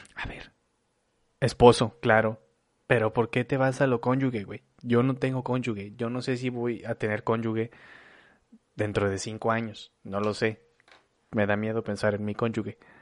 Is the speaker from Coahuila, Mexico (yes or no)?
yes; Torreón, Coahuila, Mexico; now in Monterrey, Mexico; soy originario de Torreón, Coahuila, pero vivo en Monterrey desde hace como 14 años, 15 años